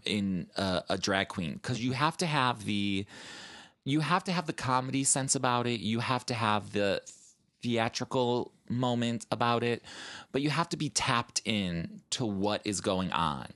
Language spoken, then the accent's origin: English; Chicago, Illinois, United States; moved away as an adult; now in New York, United States; I am originally from Chicago.